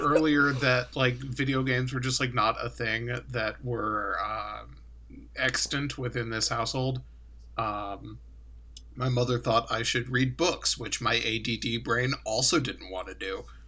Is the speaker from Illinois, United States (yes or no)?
yes; Chicago, Illinois, United States; I grew up in Chicago